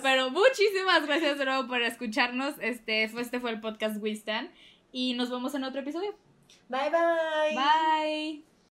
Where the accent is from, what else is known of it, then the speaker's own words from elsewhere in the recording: Mexico; somos mexicanas